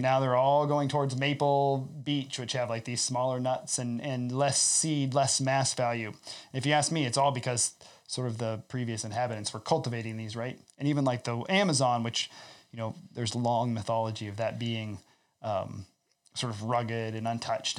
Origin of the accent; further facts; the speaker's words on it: Iowa, United States; also born or lived in Southwest Ontario; now in Ontario, Canada; I come from Iowa